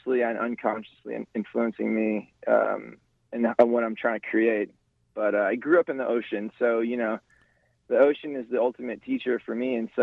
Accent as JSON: {"language": "English", "region": "Hawaii", "country": "United States", "also_born_or_lived": "California", "said": "I'm a Hawaiian musician playing indie rock"}